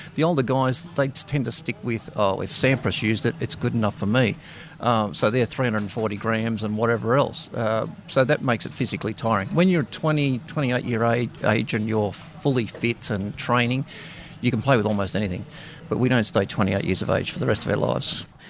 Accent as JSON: {"language": "English", "town": "Sydney", "region": "New South Wales", "country": "Australia", "said": "I'm from Sydney, but obviously working here at the Australian Open."}